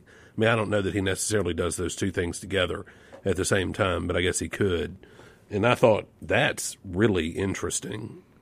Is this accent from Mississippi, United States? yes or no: yes; Yazoo City, Mississippi, United States; growing up in Yazoo City.